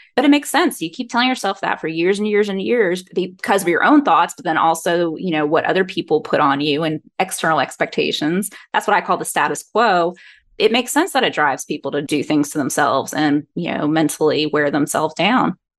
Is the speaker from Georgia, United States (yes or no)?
yes; Georgia, United States; I'm born and raised in Georgia